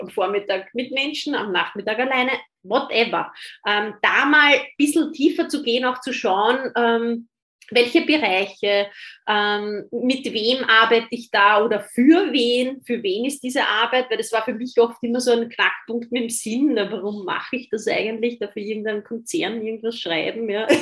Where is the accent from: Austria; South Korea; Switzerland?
Austria; ich bin Österreicherin